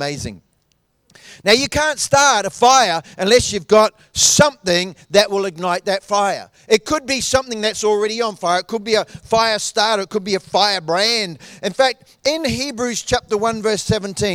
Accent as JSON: {"language": "English", "country": "New Zealand", "tie": "born or raised there", "moved": "yes", "said": "I grew up in New Zealand"}